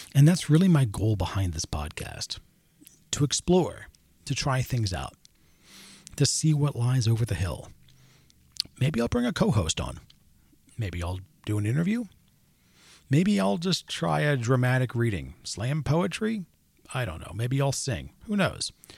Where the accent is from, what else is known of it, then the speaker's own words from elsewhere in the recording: Maryland, United States; I grew up in Maryland